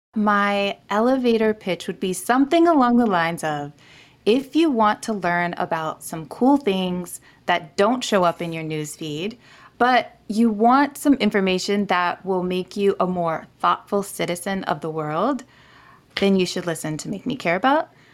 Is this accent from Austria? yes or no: no; Niger; moved away; I grew up in Niger, West Africa